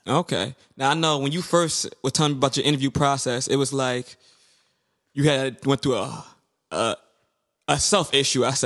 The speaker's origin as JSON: {"language": "English", "town": "New York City", "region": "New York", "country": "United States", "tie": "born or raised there", "said": "we grew up in Brooklyn"}